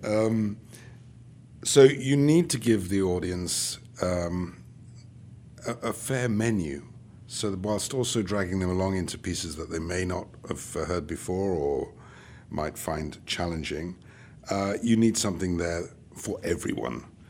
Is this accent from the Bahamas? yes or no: no; United Kingdom; now in Charlotte, United States; being British